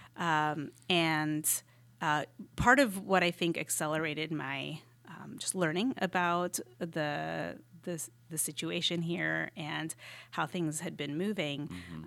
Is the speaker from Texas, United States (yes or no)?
yes; Texas, United States; moved away as an adult; also born or lived in Austin, Texas / New York / Miami; now in Charlotte, United States; I am from Texas, but you know, moved to Austin